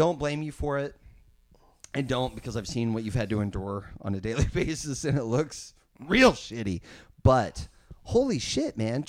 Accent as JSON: {"language": "English", "town": "Grand Island", "region": "Nebraska", "country": "United States", "tie": "born or raised there", "said": "Brandon and I grew up in Grand Island"}